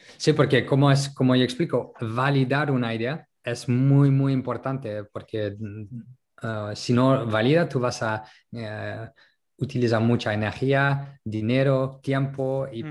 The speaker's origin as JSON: {"language": "Spanish", "country": "France", "also_born_or_lived": "Netherlands / Colombia / Berlin, Germany", "second_language": "Spanish", "moved": "yes", "lives_now": "Málaga, Spain", "said": "como francés"}